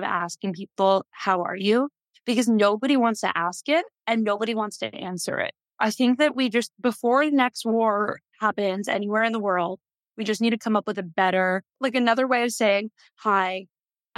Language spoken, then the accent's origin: English; New York, United States; moved away as an adult; now in Tel Aviv, Israel; I was raised in New York